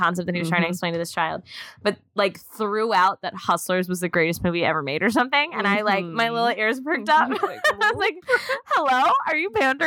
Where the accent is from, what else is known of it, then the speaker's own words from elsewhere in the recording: outside Philly, Pennsylvania, United States; moved away; my hometown. Outside Philly